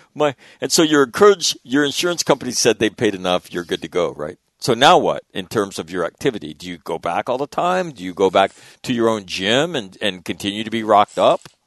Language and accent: English; Sacramento, California, United States; where I grew up in Sacramento